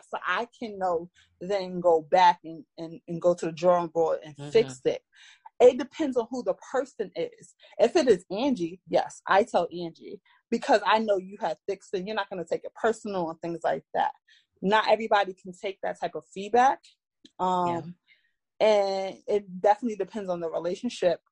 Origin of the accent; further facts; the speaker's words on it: New York City, New York, United States; I'm from Brooklyn, New York. I'm born and raised here and lived here all my life